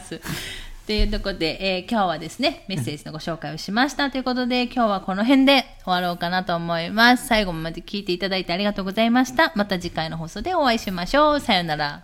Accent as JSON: {"language": "Japanese", "country": "Japan", "also_born_or_lived": "Miyazaki", "said": "私とか旦那氏はさ、もう日本人です、純日本人です"}